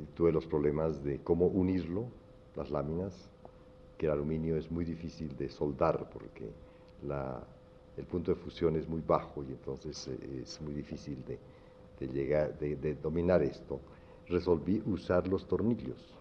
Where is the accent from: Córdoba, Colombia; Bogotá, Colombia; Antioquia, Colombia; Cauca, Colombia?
Cauca, Colombia; Popayán; moved away as an adult; also born or lived in Cali / New York; hiciera mi bachillerato en la Universidad del Cauca